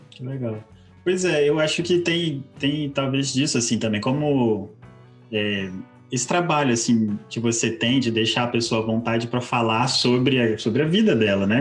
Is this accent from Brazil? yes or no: yes; Espírito Santo, Brazil; nós somos o Espírito Santo